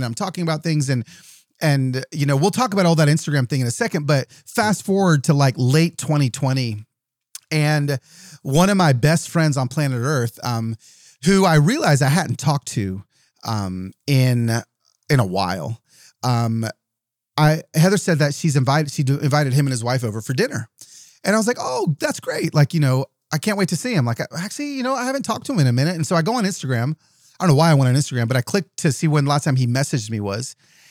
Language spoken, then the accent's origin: English; California, United States; also born or lived in Southern US; like when I was a little kid and we moved to the South from Southern California.